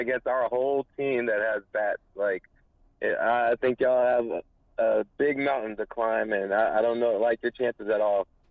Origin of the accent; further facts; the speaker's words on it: Houston, Texas, United States; I'm from Houston